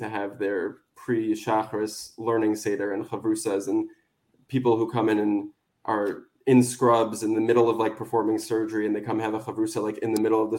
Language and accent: English; Teaneck, New Jersey, United States; moved away as an adult; now in Boca Raton, United States; I grew up in Teaneck.